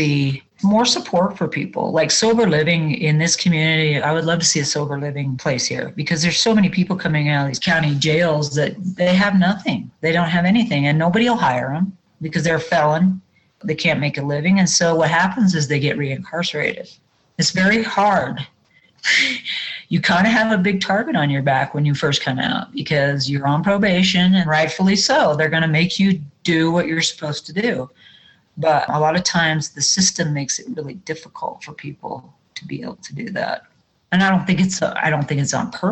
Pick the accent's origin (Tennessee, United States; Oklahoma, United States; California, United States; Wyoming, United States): Wyoming, United States; I live in my hometown. I've lived here all my life, was born and raised here